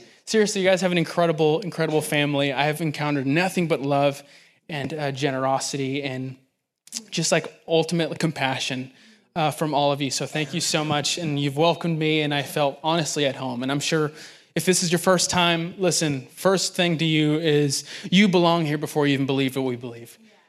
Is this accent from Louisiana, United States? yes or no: no; Los Angeles, California, United States; now in Nashville, United States; I am transplant from Los Angeles, and it feels like home out here.